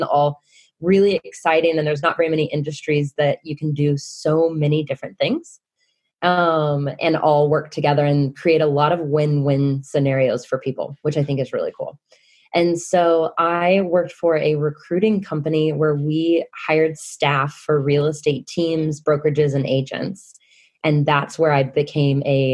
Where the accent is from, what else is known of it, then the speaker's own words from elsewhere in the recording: Kansas City, United States; moved away as an adult; now in Wellington, New Zealand; I'm originally from Kansas City